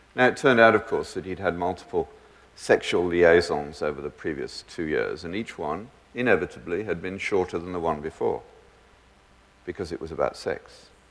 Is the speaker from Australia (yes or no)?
no; Birmingham, West Midlands, United Kingdom; I grew up in the British equivalent of Detroit, but in my school education, we never needed locks, even in the roughest areas of Birmingham